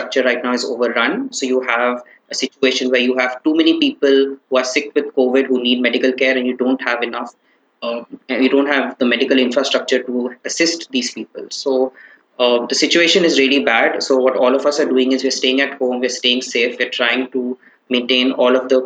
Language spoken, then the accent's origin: English; Kolkata, West Bengal, India; also born or lived in Bangalore, India; I'm from Kolkata